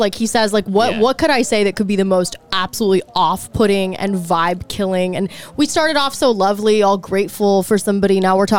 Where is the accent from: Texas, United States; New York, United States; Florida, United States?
Texas, United States; moved away; And I'm from Texas.